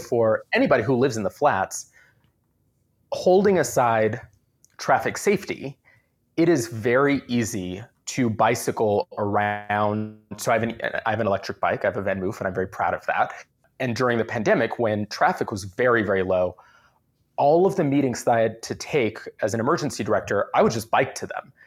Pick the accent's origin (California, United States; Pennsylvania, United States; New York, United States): California, United States; San Diego; now in Oakland, United States; I grew up in San Diego